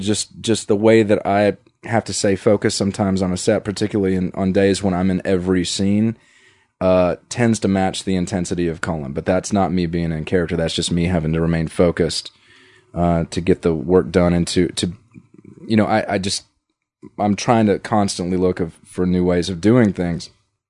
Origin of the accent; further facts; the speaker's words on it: the South, United States; Yeah, growing up in the South, by and large, and I went to public school